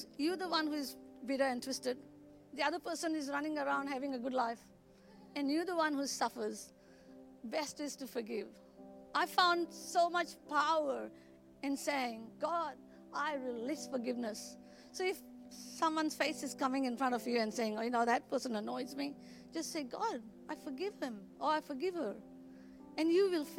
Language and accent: English; Goa, India; moved away; I was brought up in Goa, where we were ruled by Portuguese for 410 years.